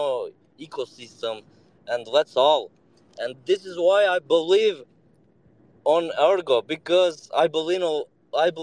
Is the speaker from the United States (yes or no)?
no; Serbia; I joined you from Serbia, so I am from Balkan